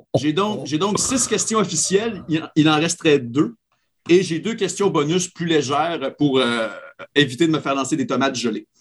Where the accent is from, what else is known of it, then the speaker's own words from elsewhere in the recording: Quebec, Canada; moved away; also born or lived in Acadia; mon patelin natal, le Saguenay-Lac-Saint-Jean